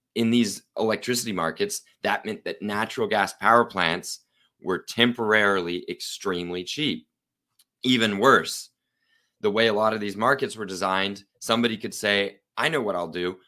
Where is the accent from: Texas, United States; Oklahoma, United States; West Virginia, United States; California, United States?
Oklahoma, United States; Oklahoma City; I'm from Oklahoma City, Oklahoma, uh, beautiful state with no nuclear plants.